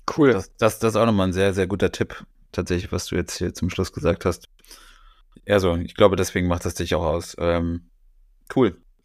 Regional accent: Bavaria, Germany; moved away; in Bayern, wo ich aufgewachsen bin

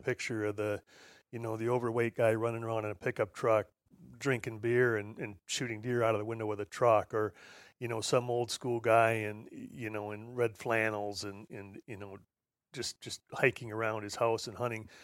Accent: Midwest, United States; I grew up here in the Midwest on a, on a little farm

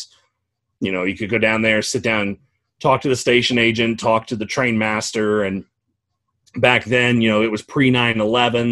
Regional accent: Georgia, United States; the last time that NNW 611 came through my hometown. So my mom took me down to the station that day

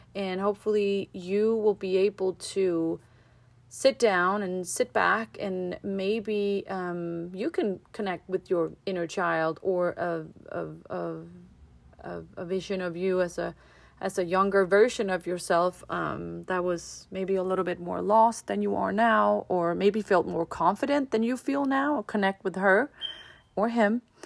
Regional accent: Denmark; now in United States; I'm from Denmark and here in America

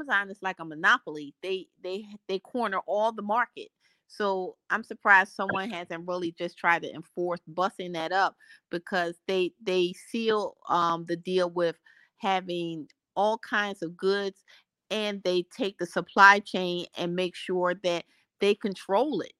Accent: the North, United States; I'm from the North

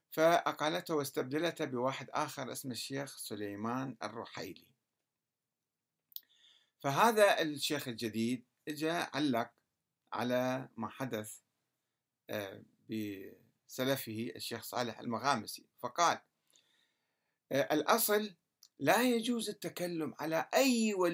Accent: Kurdistan Region, Iraq; ليس فقط في السعودية آه، آه، حتى في العراق عندنا في كردستان بعض المشايخ السلفيين

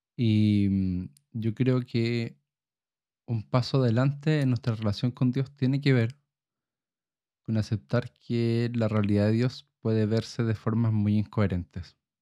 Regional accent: Chile; como chilenos

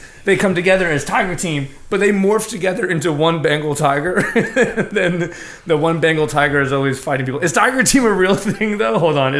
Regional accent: New York City, New York, United States; I'm a New York City kid.

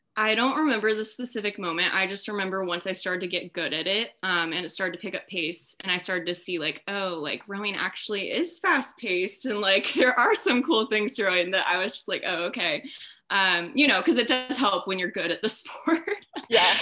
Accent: Orange County, California, United States; I'm from Orange County, California

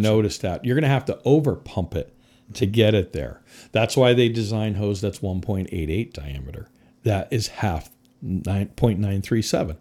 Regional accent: Connecticut, United States; moved away as an adult; also born or lived in Midwest; I was born and raised in Connecticut

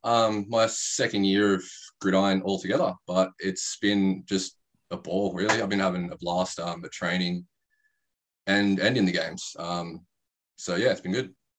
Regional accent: Bawley Point, New South Wales, Australia; now in Canberra, Australia; I grew up in Bully Point, which is outside yep. of Ulladulla.

